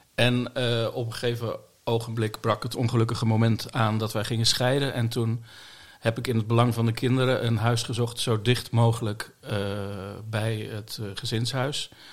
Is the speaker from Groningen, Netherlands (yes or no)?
no; Bollenstreek, South Holland, Netherlands; now in The Hague, Netherlands; ik ben geboren in de Bollestreek, dus ik ben een Hagenaar